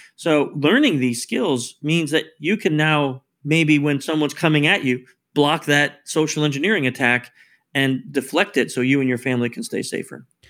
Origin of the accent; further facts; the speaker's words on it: New York, United States; I'm actually born in New York, so we're both from New York